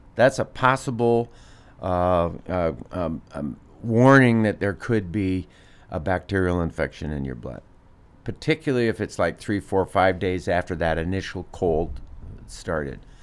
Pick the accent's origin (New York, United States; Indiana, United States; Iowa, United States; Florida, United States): Iowa, United States; Des Moines; I grew up in Des Moines